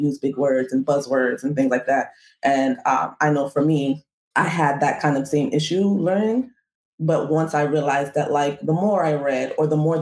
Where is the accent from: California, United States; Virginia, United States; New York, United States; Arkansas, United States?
New York, United States; New York City; I was born in the Bronx